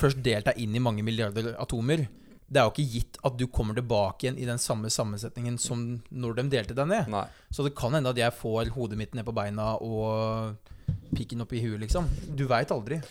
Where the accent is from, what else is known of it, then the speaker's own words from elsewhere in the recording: Notodden, Telemark, Norway; moved away; den perioden hvor jeg søkte jobb òg, hjemme i Notodden